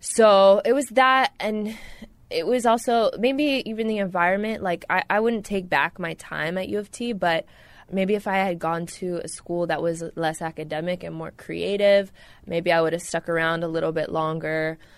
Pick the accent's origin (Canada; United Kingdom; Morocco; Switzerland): Canada; Ontario; now in Toronto, Canada; I was born in the Deep East, 905 area, moved to downtown Toronto 6 years ago. I was a burbs kid, but always coming into the city and got into music.